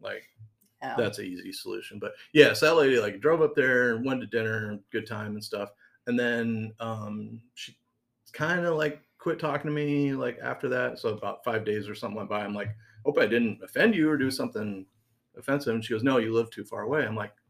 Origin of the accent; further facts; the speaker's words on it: Kewanee, Illinois, United States; I'm from Kewaunee, Illinois.